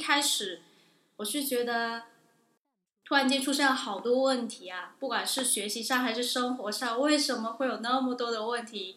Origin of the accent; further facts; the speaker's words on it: Guangdong, China; moved away as an adult; now in Newcastle, United Kingdom; 我是来自广东的。我是二零一五届纽卡斯尔大学硕士研究生